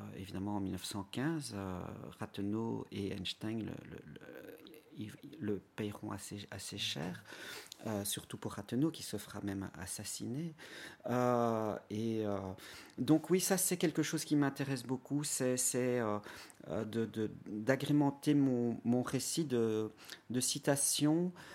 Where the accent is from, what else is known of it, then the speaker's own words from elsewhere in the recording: Belgium; chez nous à Ypres